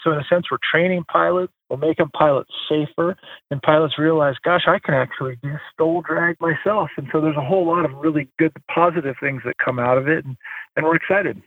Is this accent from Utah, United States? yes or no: no; Alaska, United States; also born or lived in Tahoe / Hawaii; just growing up, born and raised in Alaska